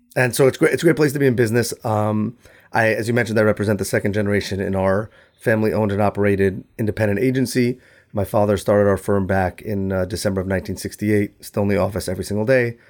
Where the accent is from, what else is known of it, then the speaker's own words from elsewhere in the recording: New York, United States; I'm from New York